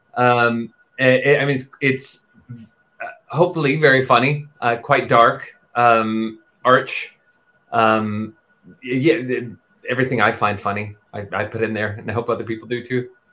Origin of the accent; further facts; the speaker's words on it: Texas, United States; also born or lived in New York; now in London, United Kingdom; I grew up in Texas and then New York, and that's that's me, that's my voice.